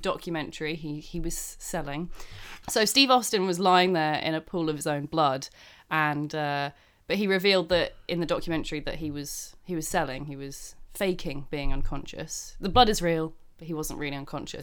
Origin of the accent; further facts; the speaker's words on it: United Kingdom; I'm British